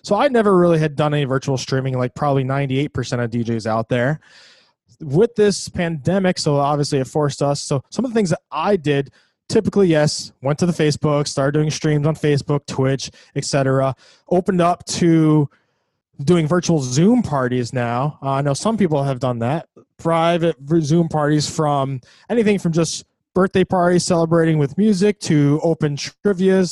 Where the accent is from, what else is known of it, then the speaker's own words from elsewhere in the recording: Ithaca, New York, United States; I'm from New York, Ithaca, New York